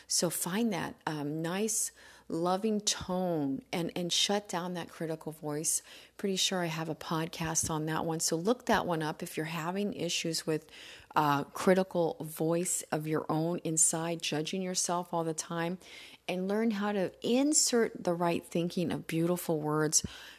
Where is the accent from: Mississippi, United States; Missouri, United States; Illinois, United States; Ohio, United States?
Missouri, United States; I'm from Southern Missouri. I grew up eating biscuits and gravy.